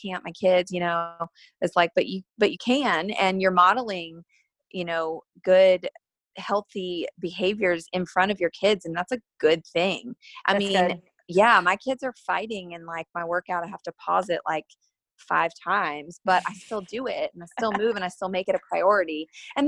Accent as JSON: {"language": "English", "town": "Asheville", "region": "North Carolina", "country": "United States", "tie": "born or raised there", "said": "I grew up in Asheville, North Carolina"}